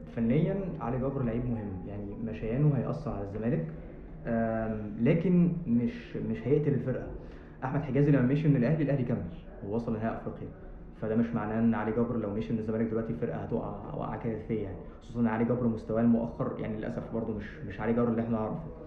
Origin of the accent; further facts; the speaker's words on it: Egypt; احنا العرف عندنا في مصر